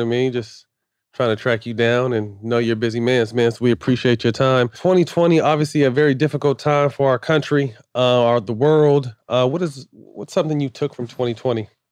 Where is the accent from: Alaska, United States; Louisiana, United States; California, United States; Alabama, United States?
California, United States; Northern; I was in Northern California